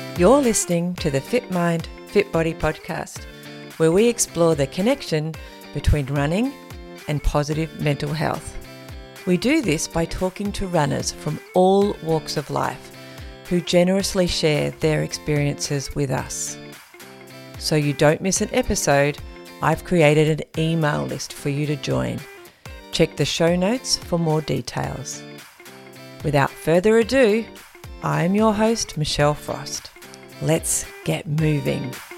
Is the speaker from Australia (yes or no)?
yes; King Island, Tasmania, Australia; also born or lived in Melbourne; now in Tasmania, Australia; I grew up on King Island, but um, my family came from Melbourne to go to King Island, and then uh, my mum went away, had me in Melbourne, and then came back to King Island.